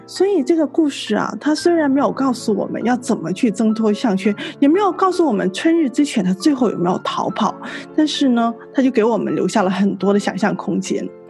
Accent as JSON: {"language": "Chinese", "region": "Guangdong", "country": "China", "said": "作为一个广东人"}